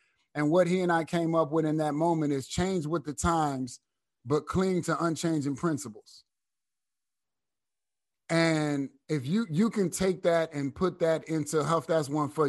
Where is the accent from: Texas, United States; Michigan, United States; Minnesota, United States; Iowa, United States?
Michigan, United States; Flint; But when you're from the little city, like people from Flint, I'm from Flint. I ain't from Detroit, you know what I mean?